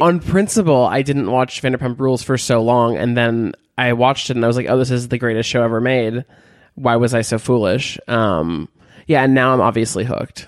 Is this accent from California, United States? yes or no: yes; Beverly Hills, California, United States; moved away; I'm from Beverly Hills